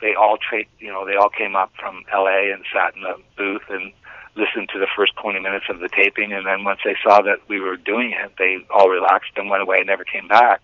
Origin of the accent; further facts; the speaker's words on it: St. Thomas, Ontario, Canada; I grew up in St. Thomas, Ontario, which is not actually too far from where I live at the present